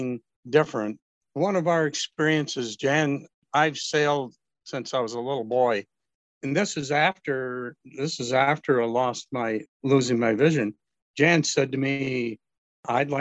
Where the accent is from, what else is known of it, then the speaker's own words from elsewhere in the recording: Northern Michigan, United States; growing up in Northern Michigan as a male